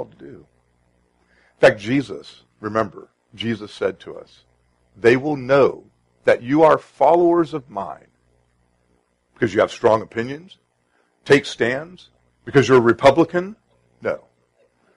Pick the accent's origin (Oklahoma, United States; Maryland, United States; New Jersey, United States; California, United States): California, United States; Sacramento; now in Arizona, United States; I grew up in Sacramento